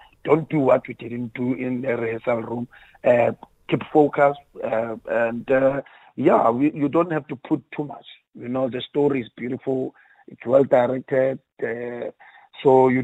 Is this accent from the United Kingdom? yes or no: no; South Africa; as South African we tell our stories